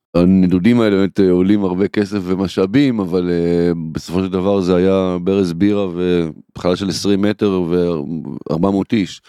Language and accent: Hebrew; Kfar Saba, Central District, Israel; also born or lived in Tel Aviv; אני אה, גדלתי בכפר סבא